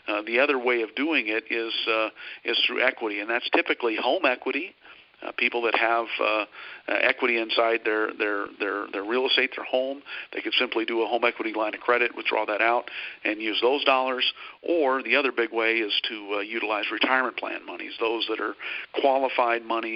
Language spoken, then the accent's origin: English; South Dakota, United States; moved away as an adult; also born or lived in Minneapolis; now in Dallas-Fort Worth, United States; I hail from a small town in South Dakota, of all places